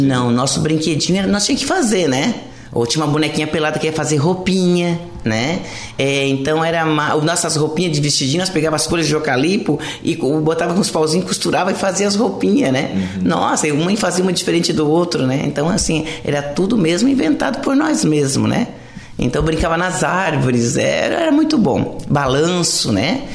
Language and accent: Portuguese; Lauro Müller, Santa Catarina, Brazil; eu nasci aqui em Lauro Miller, né? No hospital uh, Henrique Lage, no tempo que era das fleiras que cuidava aqui, né? E meus pais são daqui também, né? Então a gente tem a raiz aqui mesmo